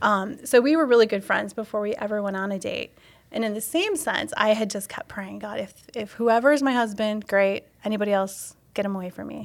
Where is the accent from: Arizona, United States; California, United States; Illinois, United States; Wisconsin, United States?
Wisconsin, United States; also born or lived in Ohio; now in Stevens Point, United States; I was from Wisconsin, but moving to Ohio